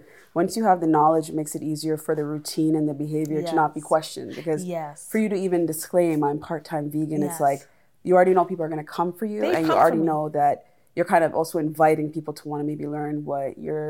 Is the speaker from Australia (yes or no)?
no; Toronto, Ontario, Canada; I say Scarborough, but originally from Malvern. But Scarborough. Yes. Scarborough. North York area. Yep. Scarborough.